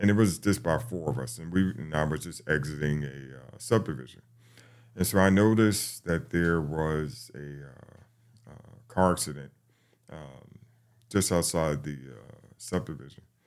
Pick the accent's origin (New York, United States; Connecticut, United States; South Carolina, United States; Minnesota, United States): New York, United States; New York City; now in Atlanta, United States; I'm, I'm from the Bronx, New York